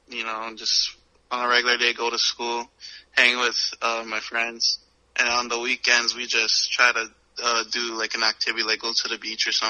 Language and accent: English; Hawaii, United States; my home state